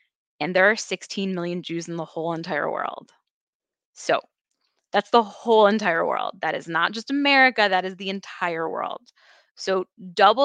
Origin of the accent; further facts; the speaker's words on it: Chicago, Illinois, United States; I grew up in Chicago area, then went to school, then came back